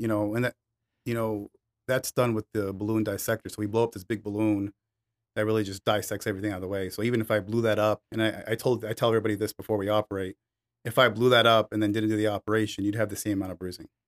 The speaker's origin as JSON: {"language": "English", "region": "Michigan", "country": "United States", "tie": "born or raised there", "moved": "yes", "said": "I grew up in Michigan, and there was Devil's Night when I was six or seven years old"}